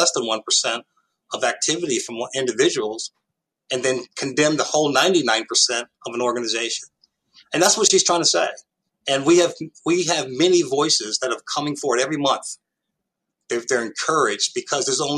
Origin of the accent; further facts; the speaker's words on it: New York City, New York, United States; moved away; I came from Harlem, New York in the late 1960s